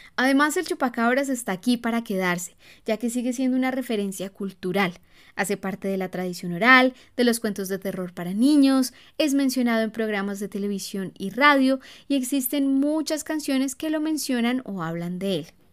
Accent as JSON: {"language": "Spanish", "country": "Colombia", "tie": "born or raised there", "said": "cuando yo era niña recuerdo que repetidas veces salían en las noticias avistamientos del chupacabras. Aquí en Colombia"}